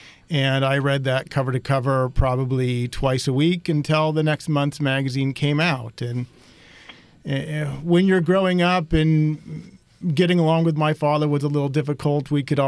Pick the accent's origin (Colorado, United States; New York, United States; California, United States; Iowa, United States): California, United States; Northern; I grew up in Northern California. My father was a new car dealer.